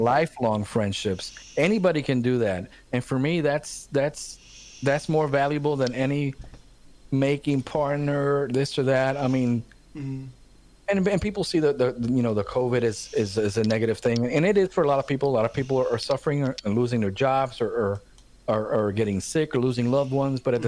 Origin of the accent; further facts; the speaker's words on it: Puerto Rico; now in Charlotte, United States; growing up in Puerto Rico